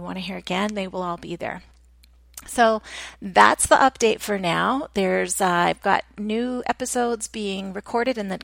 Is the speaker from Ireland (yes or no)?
no; Canada; I'm Canadian.